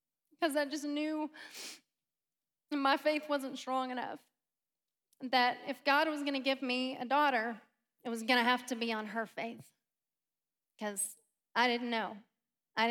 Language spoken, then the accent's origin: English; Grapevine, Texas, United States; We live in Grapevine. Grew up in Grapevine. That's where my accent came from